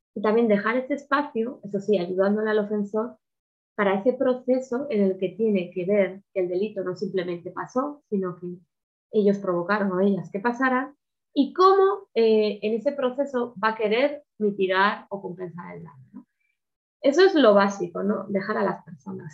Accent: Spain; en España

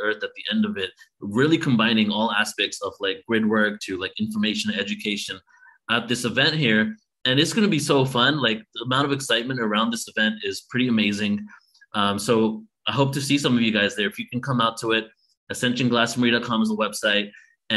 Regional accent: London, United Kingdom; moved away; go back to the place where I was born. You know, I was born in London

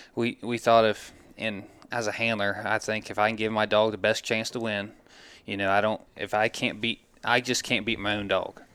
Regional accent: Glouster, Ohio, United States; we're both from Gloucester originally

